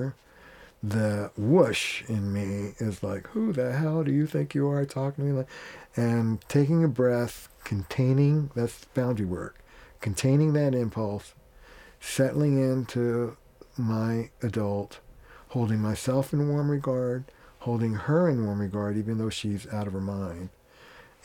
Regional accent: Boston, Massachusetts, United States; I'm from Boston

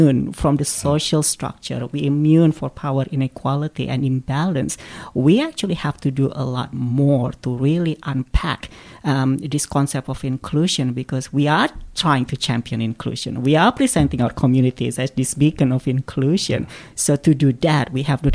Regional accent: Australia; We're Australian.

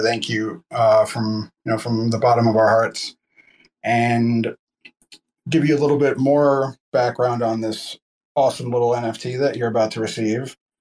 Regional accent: New Jersey, United States; I'm from New Jersey

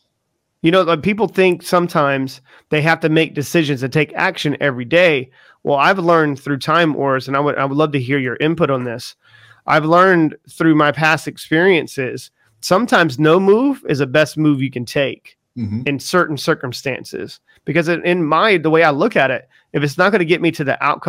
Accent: the South, United States; moved away as an adult; now in United Kingdom; I'm from the South too

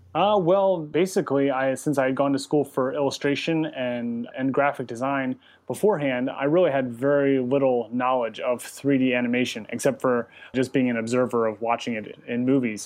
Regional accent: Westminster, Maryland, United States; moved away as an adult; also born or lived in Richmond, Virginia; originally, I am from the East Coast, uh, from Maryland, uh, right outside of Baltimore in Westminster. And then went to, lived there, grew up there

